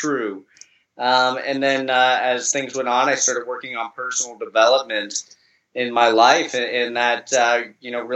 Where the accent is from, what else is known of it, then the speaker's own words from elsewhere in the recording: Columbus, Ohio, United States; moved away as an adult; now in Florida, United States; I grew up in Columbus, Ohio in the United States, and, last year moved down to Florida